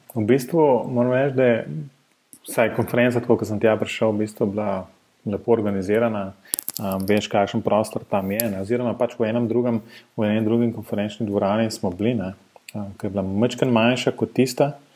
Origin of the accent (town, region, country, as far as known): Ljubljana, Slovenia